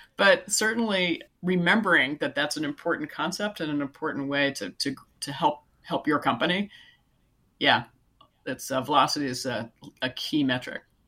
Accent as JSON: {"language": "English", "area": "Silicon Valley", "region": "California", "country": "United States", "tie": "born or raised there", "said": "I live in California, so I grew up in Silicon Valley"}